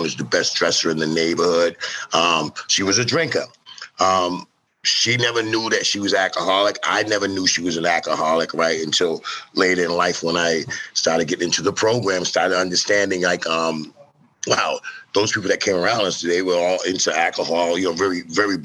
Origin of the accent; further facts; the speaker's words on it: Lowell, Massachusetts, United States; I'm from Lowell, Mass. I grew up in a family. It was seven of us in a four-bedroom apartment in the projects in Lowell